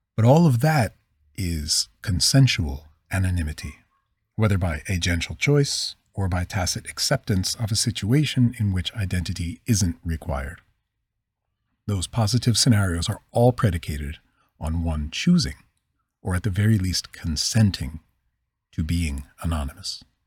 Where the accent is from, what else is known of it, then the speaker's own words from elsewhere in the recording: Philadelphia, Pennsylvania, United States; accent: Northeast; I'm from the Northeast